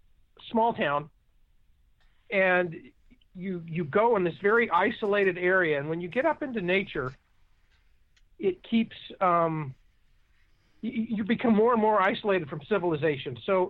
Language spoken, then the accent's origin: English; Orange County, California, United States; we grew up in Orange County